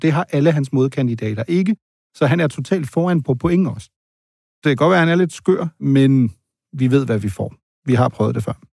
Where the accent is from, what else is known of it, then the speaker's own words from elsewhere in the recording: Germany; now in Denmark; jeg er jo født og opvokset i Tyskland